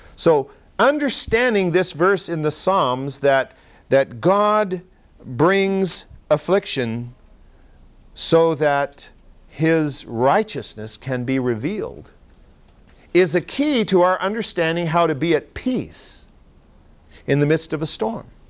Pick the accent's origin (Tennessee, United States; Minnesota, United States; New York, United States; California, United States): California, United States; Central Valley; I grew up in the Central Valley